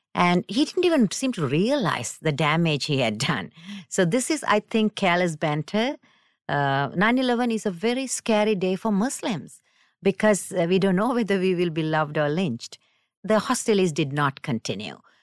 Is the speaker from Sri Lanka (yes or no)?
yes; Sri Lanka; now in United States; I'm from South, South Asia, Sri Lanka originally